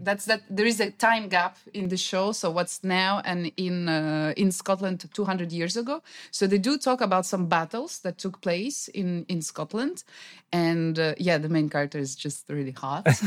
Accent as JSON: {"language": "English", "country": "Russia", "tie": "born or raised there", "also_born_or_lived": "France", "second_language": "English", "moved": "yes", "lives_now": "Vietnam", "said": "So in Russia, yeah, we do know a lot about Vietnam because also in my hometown"}